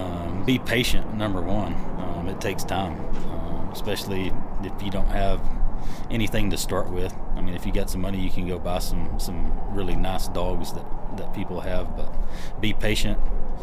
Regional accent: Texas, United States; I grew up ranching in West Texas, and I had my first horse when I was 3

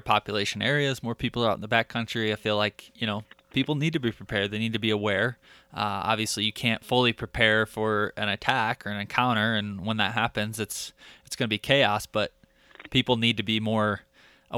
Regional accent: southern Michigan, United States; where I grew up in Michigan, southern Michigan

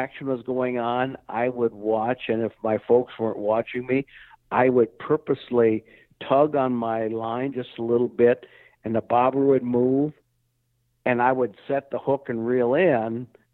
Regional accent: South Dakota, United States; I grew up in South Dakota

